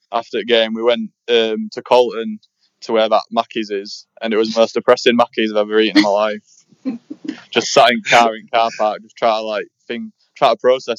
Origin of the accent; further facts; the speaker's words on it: Tadcaster, Yorkshire and the Humber, United Kingdom; I'm from Tadcaster.